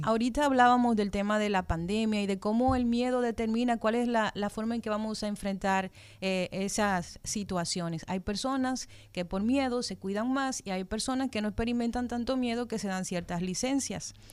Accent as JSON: {"language": "Spanish", "country": "Dominican Republic", "said": "nosotros como dominicanos"}